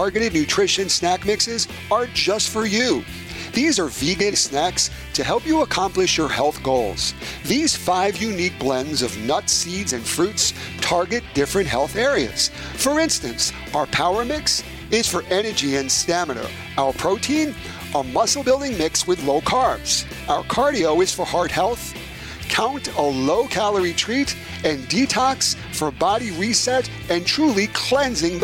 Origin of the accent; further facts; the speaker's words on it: New York City, New York, United States; now in Detroit, United States; my hometown of New York City in Brooklyn